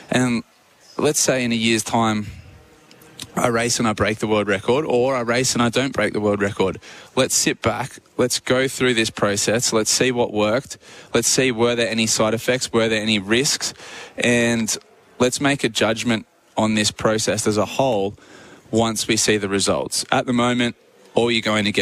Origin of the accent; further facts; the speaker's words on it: Australia; as an Australian athlete